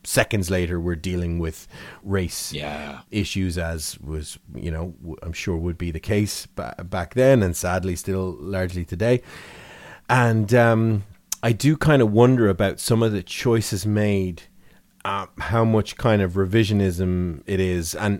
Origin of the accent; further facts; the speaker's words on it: Ireland; As an Irish person